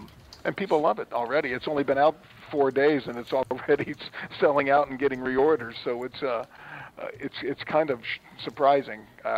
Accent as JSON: {"language": "English", "town": "Cincinnati", "region": "Ohio", "country": "United States", "said": "and I'm from Cincinnati."}